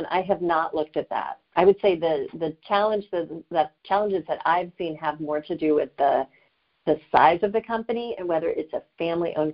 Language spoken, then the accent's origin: English; Atlanta, Georgia, United States; now in New York, United States; I grew up in the Atlanta area